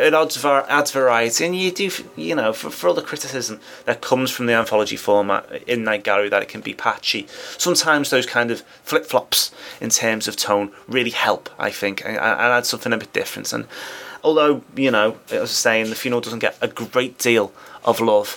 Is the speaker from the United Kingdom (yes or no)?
yes; United Kingdom; Being British